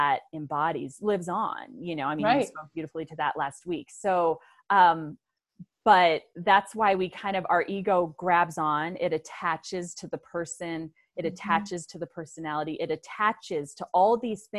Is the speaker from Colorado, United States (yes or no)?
yes; Aurora, Colorado, United States; I grew up in suburbia in Aurora, Colorado with great parents